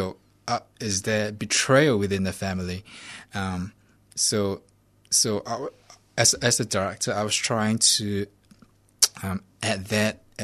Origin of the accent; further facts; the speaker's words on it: Singapore; My family, yeah, we're Singaporean. Chinese. Singaporean Chinese